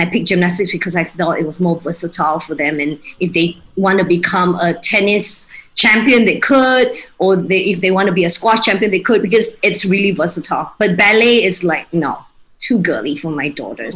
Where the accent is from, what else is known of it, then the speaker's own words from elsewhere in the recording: Kuching, Sarawak, Malaysia; moved away as an adult; also born or lived in Australia / Singapore; now in Kuala Lumpur, Malaysia; So I grew up in Kuching, lived there for 19 years before I moved to Australia to study